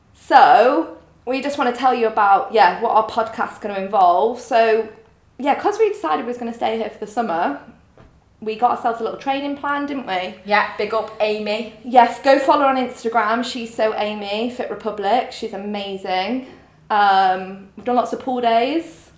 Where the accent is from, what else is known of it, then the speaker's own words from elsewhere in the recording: Grimsby, Yorkshire and the Humber, United Kingdom; moved away as an adult; I'm from Grimsby.